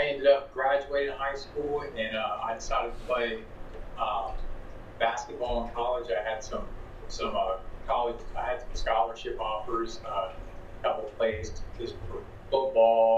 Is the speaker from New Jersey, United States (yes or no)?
no; Zanesville, Ohio, United States; I'm from Zanesville, Ohio, so a little ways from you guys, obviously. I was born and raised here